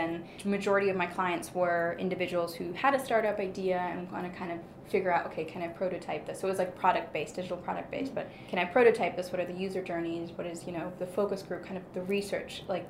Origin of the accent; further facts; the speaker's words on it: Germany; English is a second language; so I'm actually born and raised in Germany, the accent's very deceiving.